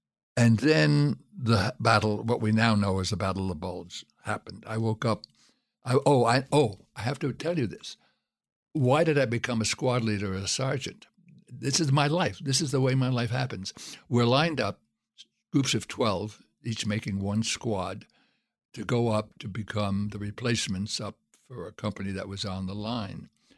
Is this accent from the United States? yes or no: yes; Brooklyn, New York, United States; They didn't know I was the wimp from Brooklyn who couldn't hit two sewers and was always picked up last for the teams.